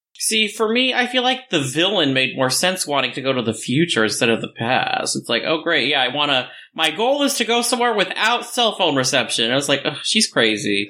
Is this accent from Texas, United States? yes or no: yes; Texas, United States; moved away; I'm from Texas